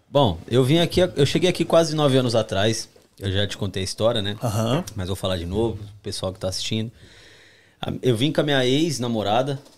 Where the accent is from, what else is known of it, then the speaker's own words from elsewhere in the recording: São Paulo, Brazil; Eu não, eu nunca conheço Minas, né? Eu nunca saí de São Paulo. Sou de São Paulo, capital, uhum.